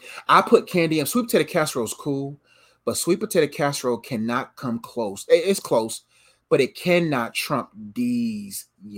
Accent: the South, United States; And we're Southern boys.

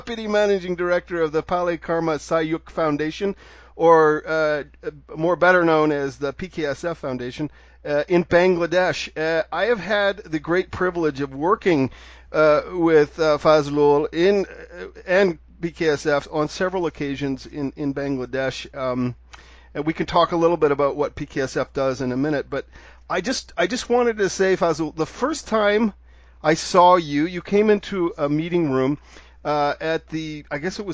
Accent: Canada; now in Mexico; I'm a Canadian

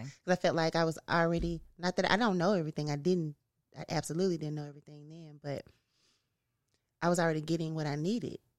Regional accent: Memphis, Tennessee, United States; also born or lived in Los Angeles; I am from North Memphis

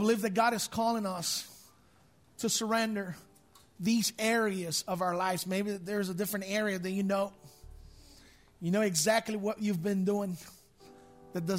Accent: Brazil; English is a second language; moved away; My father was a pastor of a big church, more than 5,000 people at our church in Brazil

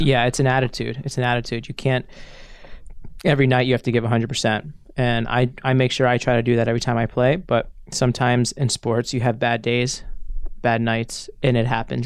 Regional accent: New York, United States; moved away as an adult; now in Örebro, Sweden; I was born in New York, but I was raised in Chinatown, Manhattan, growing up when I was a child.

